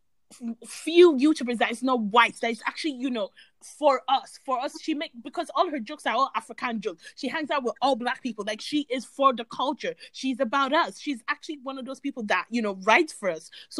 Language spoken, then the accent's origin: English; Ireland; growing up in Ireland around white people